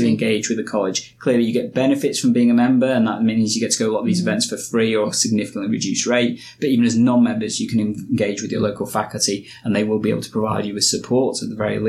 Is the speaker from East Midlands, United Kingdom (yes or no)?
yes; Nottingham, East Midlands, United Kingdom; also born or lived in Yorkshire; I moved from Yorkshire back to Nottingham, where I was born and bred. I'd lived in Nottingham for most of my life